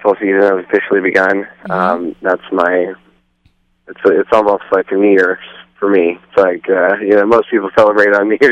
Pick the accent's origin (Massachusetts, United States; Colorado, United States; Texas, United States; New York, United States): Texas, United States; I was born in Texas